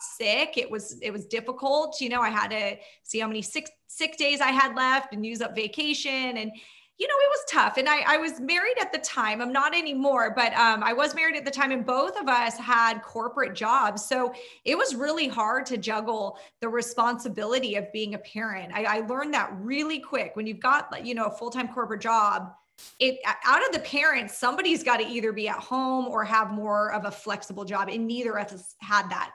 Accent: Orange County / Inland Empire, California, United States; I'm in Orange County.

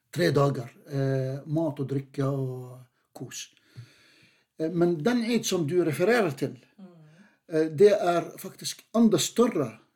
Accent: Jordan; now in Norway; jeg er definitivt den aller første jordaner.

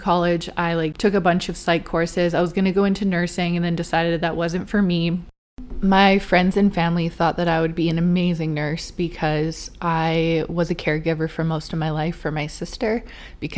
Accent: Vancouver, British Columbia, Canada; I'm born and raised in Vancouver, BC, just outside of it.

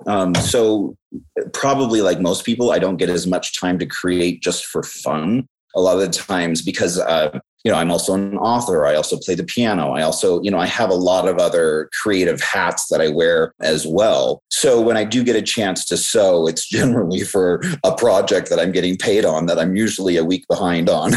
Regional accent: just outside of Vancouver, British Columbia, Canada; also born or lived in Tacoma, Washington, United States; now in Southern California, United States; i was born uh, in tacoma but i was raised just outside of vancouver uh, british columbia

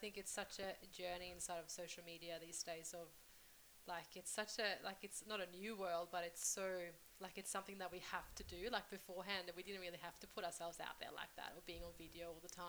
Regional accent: Sweden; moved away; I'm originally from Sweden, I go back to my hometown

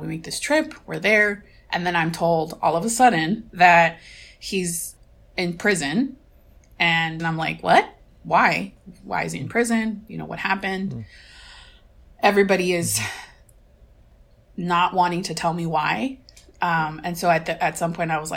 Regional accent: Mexico; moved away; I was 18 or 19 years old when I traveled back to Mexico, my hometown, for the first time

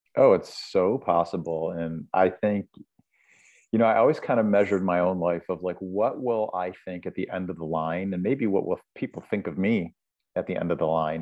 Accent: Buffalo, New York, United States; moved away; I was back in Buffalo, New York, my hometown

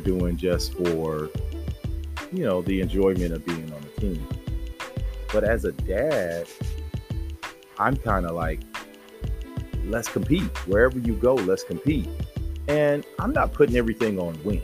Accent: San Diego, California, United States; I grew up in Southeast San Diego

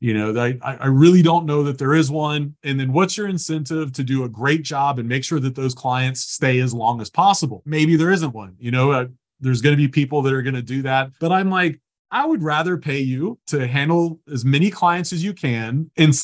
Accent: Lower Alabama, United States; I'm from Lower Alabama

